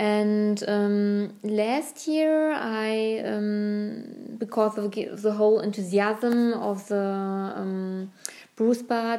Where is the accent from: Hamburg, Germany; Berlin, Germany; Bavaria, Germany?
Berlin, Germany; because Berlin is my hometown, and therefore I'm